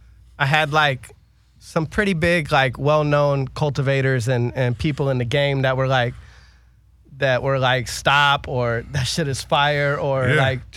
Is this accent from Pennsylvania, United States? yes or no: yes; Pittsburgh, Pennsylvania, United States; I'm really from Pittsburgh.